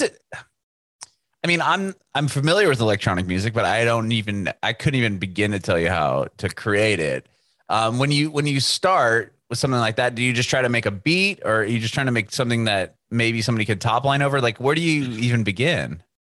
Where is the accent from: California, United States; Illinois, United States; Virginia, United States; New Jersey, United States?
California, United States; San Diego; moved away as an adult; now in Nashville, United States; Nashville, but I'm originally from San Diego